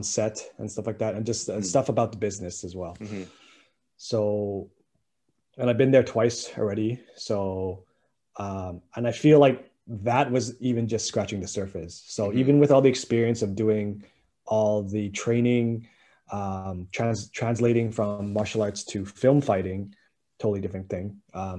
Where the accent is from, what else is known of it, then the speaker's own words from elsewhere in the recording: Winnipeg, Manitoba, Canada; I'm just somebody from Winnipeg, right?